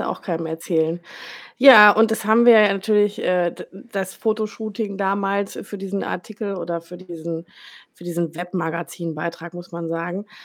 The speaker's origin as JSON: {"language": "German", "town": "Rheda-Wiedenbrück", "region": "North Rhine-Westphalia", "country": "Germany", "lives_now": "Bielefeld, Germany", "said": "Also ich wohne in Bielefeld, ich komme aber aus reda -Wiedenbrück."}